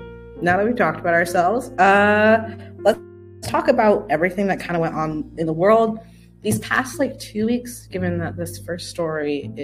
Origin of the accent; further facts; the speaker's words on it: Oregon, United States; also born or lived in Texas; I'm from Oregon, where Pacific Northwesterns unite.